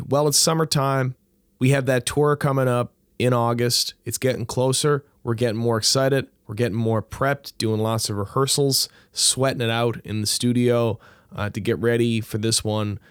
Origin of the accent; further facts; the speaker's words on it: St. John's, Newfoundland and Labrador, Canada; I grew up near Wishing Well Park, and that used to be the dump